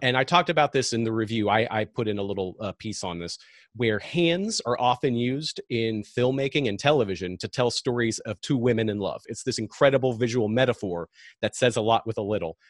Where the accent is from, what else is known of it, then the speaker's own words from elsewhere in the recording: Seattle, Washington, United States; I'm from Seattle